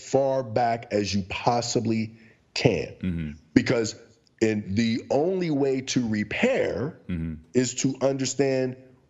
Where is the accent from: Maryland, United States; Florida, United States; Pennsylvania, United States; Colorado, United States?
Pennsylvania, United States; Pittsburgh; The question got to me and I felt stupid to say Pittsburgh.